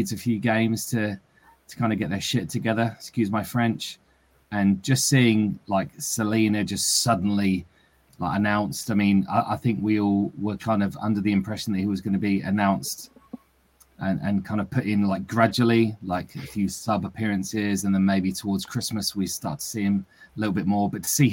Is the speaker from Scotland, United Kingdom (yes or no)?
no; Lincolnshire, East Midlands, United Kingdom; moved away; I'm from Lincolnshire originally, as my strange accent will attest